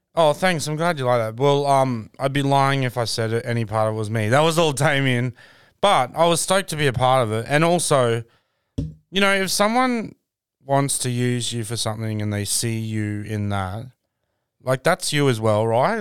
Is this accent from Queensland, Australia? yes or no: yes; Brisbane, Queensland, Australia; I'm actually from Brisbane